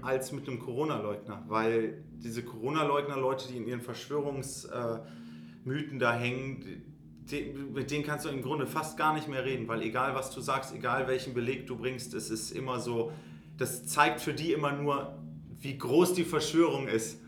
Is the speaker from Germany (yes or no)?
yes; Göttingen, Lower Saxony, Germany; wir sind in Göttingen aufgewachsen